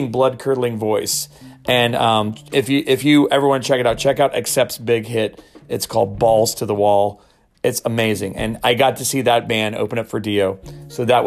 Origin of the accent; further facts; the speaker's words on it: South Florida, United States; I was a 14-year-old aspiring drummer growing up in South Florida